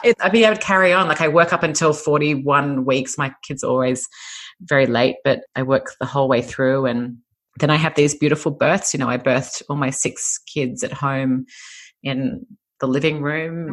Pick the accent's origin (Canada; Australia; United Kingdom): Australia; Sydney, New South Wales; moved away as an adult; now in California, United States; I'm Australian. I come from Sydney, Australia. I've been living in California for almost five years now, but um, grew up in Sydney